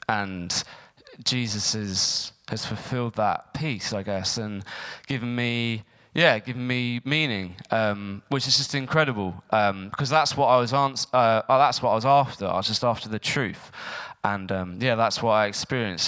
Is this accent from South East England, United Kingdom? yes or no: yes; Eastbourne, South East England, United Kingdom; I was um, born and brought up in Eastbourne